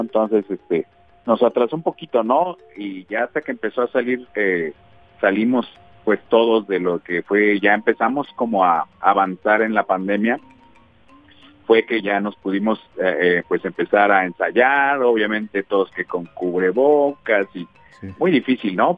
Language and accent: Spanish; Mexico City, Mexico; moved away as an adult; now in Guadalajara, Mexico; yo nací en la Ciudad de México y llevo apenas unos 15 años viviendo acá en Guadalajara